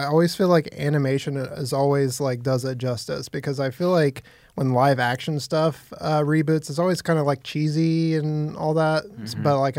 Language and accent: English; United States; I'm an American.